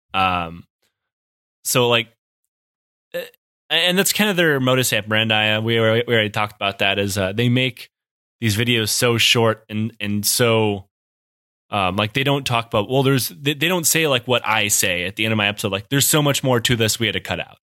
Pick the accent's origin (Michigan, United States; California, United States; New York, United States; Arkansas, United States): Michigan, United States; Detroit; I'm from Detroit